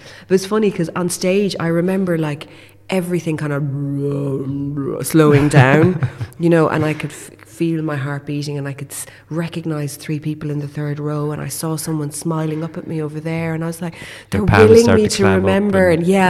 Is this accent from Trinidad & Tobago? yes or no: no; London, United Kingdom; born there; And I was born in London, so she didn't feel safe to be here as an unmarried woman.